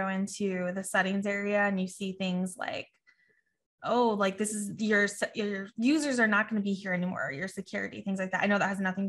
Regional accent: Wyoming, United States; I grew up in Wyoming. It was like 3 hours to a grocery store.

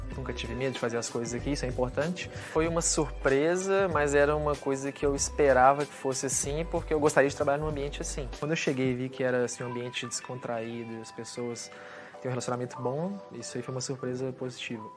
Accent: Belo Horizonte, Minas Gerais, Brazil; now in Portugal; sou natural de Belo Horizonte, Minas Gerais

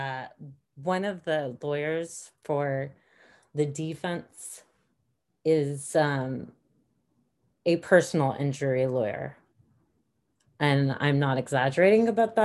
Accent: United States; as an American citizen

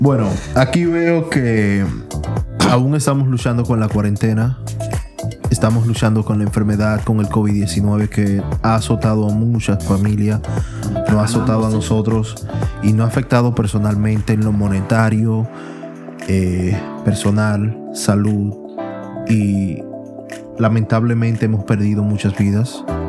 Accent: Dominican Republic; moved away; otros somos dominicanos de pura cepa

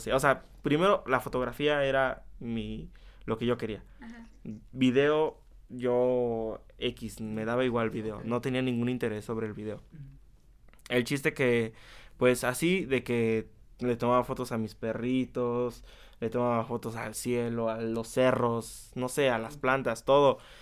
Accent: Chapulco, Puebla, Mexico; also born or lived in Tehuacán, Puebla; nací en Tehuacán, pero toda mi vida he vivido, toda mi vida he vivido en Chapulco, es un pueblo que, que está como a 30

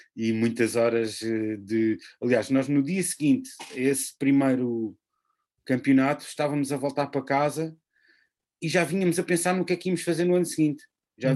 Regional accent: Portugal; sendo português

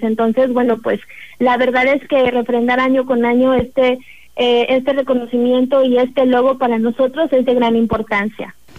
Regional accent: Tamuín / Ciudad Valles, San Luis Potosí, Mexico; somos personas de nuestra propia comunidad, somos personas de Tamuín, somos personas de Ciudad Valles

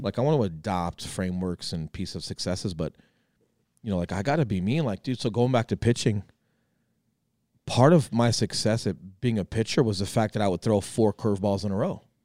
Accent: Colorado, United States; moved away as an adult; I come back from the Marine Corps and some government work, and, and I'm coming back to Colorado

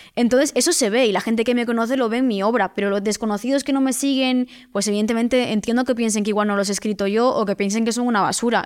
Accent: Vigo, Galicia, Spain; soy de Vigo, vivo en Vigo, no en Madrid

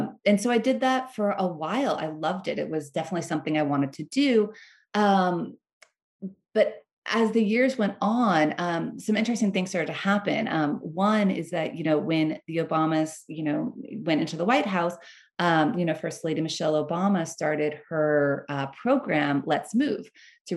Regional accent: Bakersfield, California, United States; I grew up in Bakersfield, California

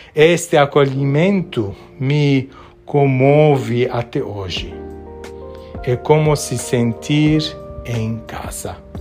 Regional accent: Beirut, Beirut Governorate, Lebanon; now in Brazil; Nasci em Beirute, no Líbano, que vivia uma guerra civil.

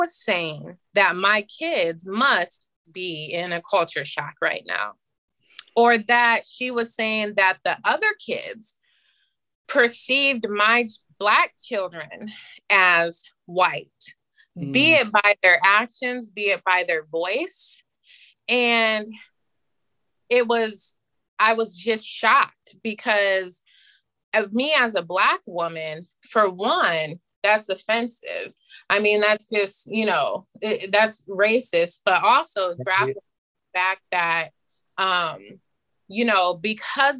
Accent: Cedar Falls, Iowa, United States; being Black growing up in Cedar Falls

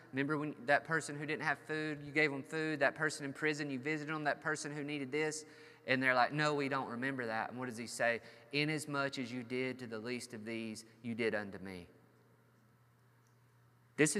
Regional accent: United States; We as American Christians

